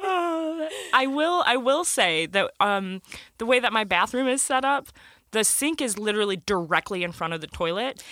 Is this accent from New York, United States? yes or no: no; Michigan, United States; we're from Michigan, snow is a pretty normal thing.